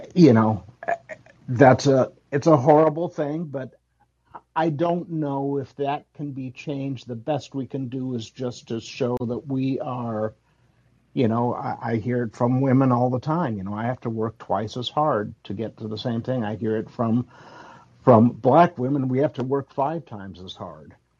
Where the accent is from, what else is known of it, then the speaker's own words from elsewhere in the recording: Chicago, Illinois, United States; My parents were Puerto Rican, but I was born in Chicago.